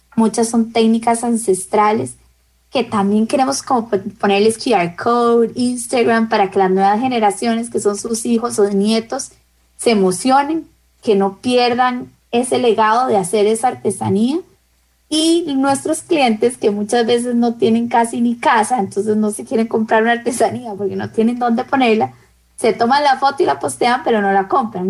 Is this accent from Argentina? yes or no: no; Costa Rica; en mi país